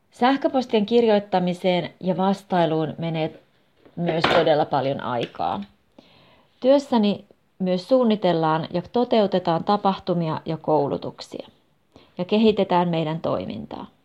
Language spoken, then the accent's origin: Finnish; Hungary; Finnish is a second language; moved away as an adult; now in Finland; ja olen kotoisin Unkarista. Olin 19-vuotias, kun tulin Suomeen vuodeksi, mutta en sitten koskaan lähtenytkään, vaan hain yliopistoon Suomessa.